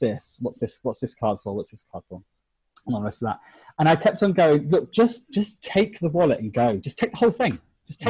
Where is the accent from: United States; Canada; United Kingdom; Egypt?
United Kingdom; England; I'm from England.